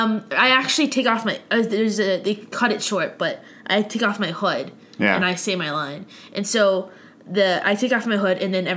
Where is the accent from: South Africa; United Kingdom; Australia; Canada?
Canada; Ottawa, Ontario; that was like my hometown, I've gone to concerts there for years and years.